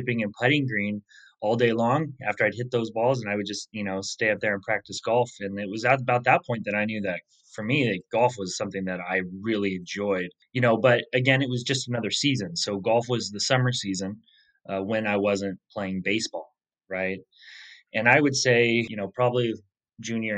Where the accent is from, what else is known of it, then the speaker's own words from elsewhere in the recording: Medford, Oregon, United States; the course I grew up on in Medford, Oregon